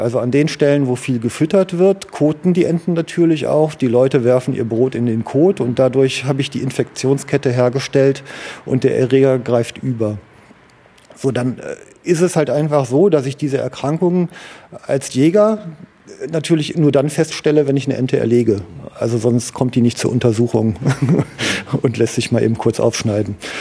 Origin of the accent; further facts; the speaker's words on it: Duisburg, North Rhine-Westphalia, Germany; ich bin im Duisburger Norden groß geworden